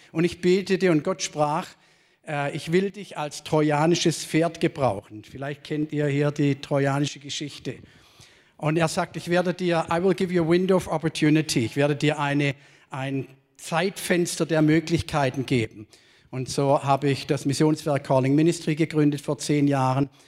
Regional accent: Baden-Württemberg, Germany; accent: Swabian; ich bin ja hier in der Nähe groß geworden oder zumindest geboren. Man hört es sicherlich auch, wenn ich in Norddeutschland bin, sagen sie alle, ah, kommt ein Schwabe.

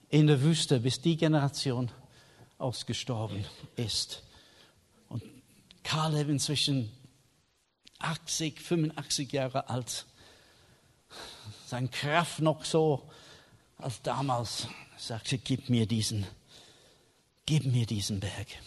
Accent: England, United Kingdom; German is a second language; Ich war Engländer, ich habe einen Schirm mit.

